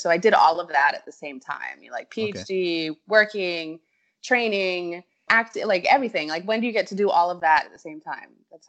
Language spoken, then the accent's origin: English; Cayman Islands; So my father was 66 when I was born. {S4} Oh, wow. {S5} And so we had already moved to the Cayman Islands, and that's how I got here.